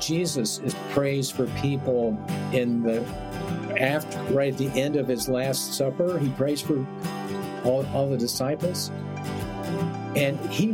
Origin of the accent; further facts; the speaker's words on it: Beaumont, Texas, United States; also born or lived in Austin, Texas; When I was a sophomore in high school, we moved from Beaumont to Austin, Texas